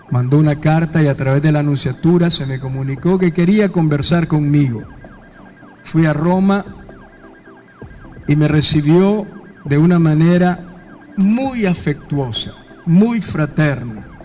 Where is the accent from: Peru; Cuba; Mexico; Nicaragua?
Nicaragua; moved away as an adult; Yo no he pedido salir de Nicaragua. Quiero dejar claro que mi corazón ha estado siempre aquí, en mi tierra, en mi patria y en medio de mi pueblo.